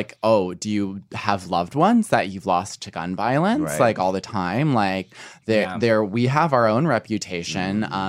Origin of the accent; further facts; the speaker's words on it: New York, United States; also born or lived in London; I'm very proud to be a New Yorker